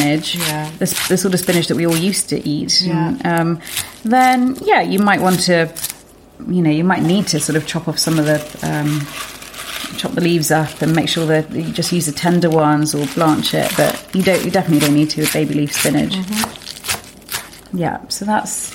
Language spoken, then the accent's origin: English; Lincolnshire, East Midlands, United Kingdom; I grew up in Lincolnshire